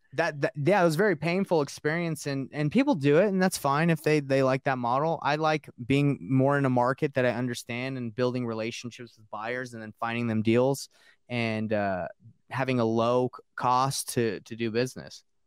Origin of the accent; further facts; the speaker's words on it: Marietta, Georgia, United States; also born or lived in Roswell, Georgia; I grew up in Marietta and uh, Roswell